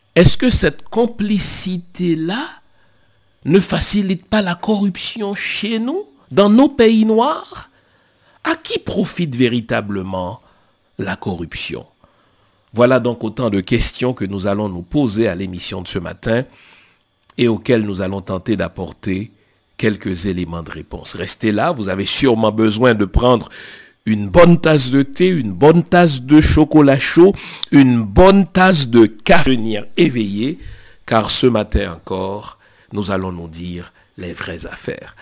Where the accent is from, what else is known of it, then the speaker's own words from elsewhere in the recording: Haiti; Chez nous en Haïti